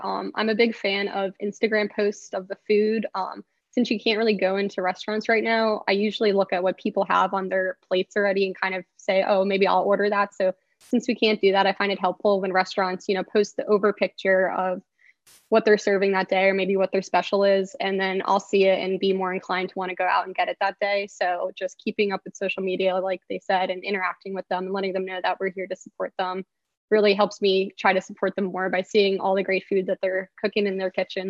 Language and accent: English; New Jersey, United States; moved away; also born or lived in Greensboro, North Carolina; I'm from New Jersey originally